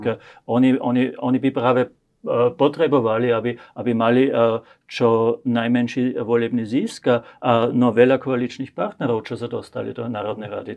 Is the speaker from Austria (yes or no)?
yes; Austria; also born or lived in Slovakia